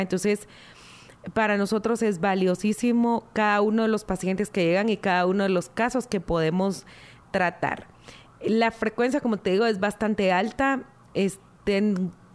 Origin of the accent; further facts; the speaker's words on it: Guatemala; nosotros como guatemaltecos